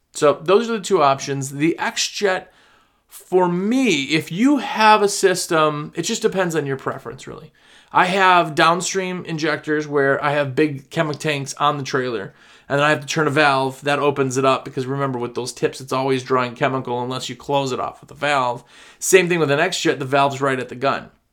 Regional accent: Wisconsin, United States; now in the US South; I'm from Wisconsin

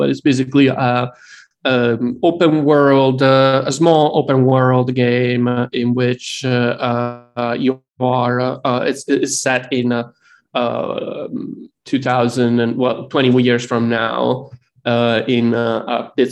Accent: Italy; moved away as an adult; now in United States; I grew up in Italy, and I just moved to the United States like 15 years ago

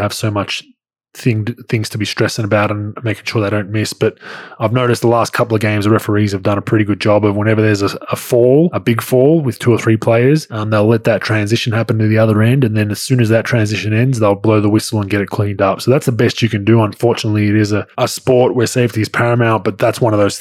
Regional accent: Melbourne, Victoria, Australia; growing up in Melbourne

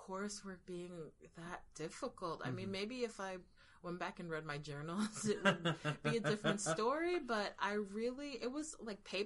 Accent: Florida, United States; moved away as an adult; now in New York, United States; I was a young Floridian

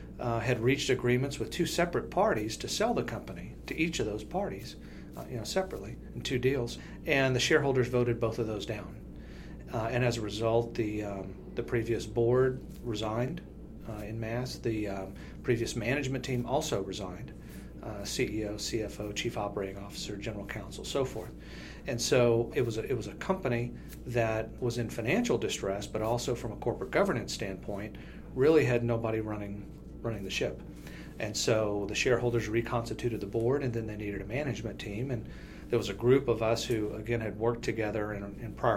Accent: South Louisiana, United States; moved away; I'm originally from South Louisiana, so I had been around energy for a long time.

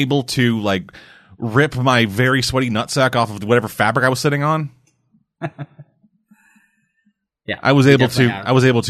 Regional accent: Canada; I'm from Canada

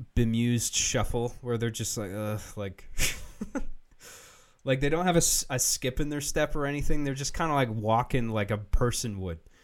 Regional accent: United Kingdom; I'm British

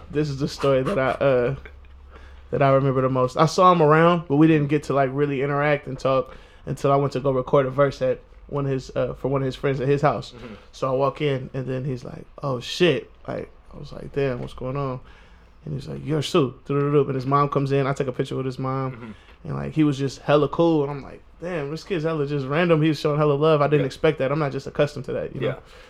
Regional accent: California, United States; Oh, I'm from the Bay. I used to live in the Bay.

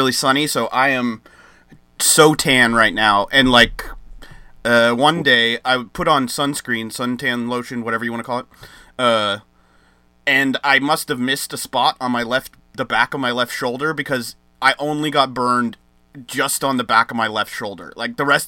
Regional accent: United States; me as an American

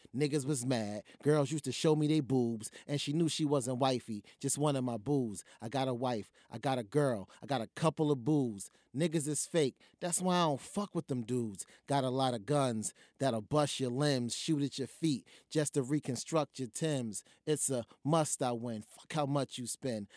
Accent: New Jersey, United States; I'm from Jersey.

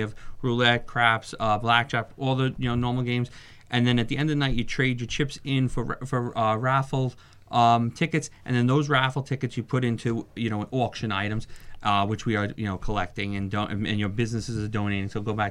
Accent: New York, United States; I came from New York, so a lot of, you know, I have a network of people that, you know, from Long Island

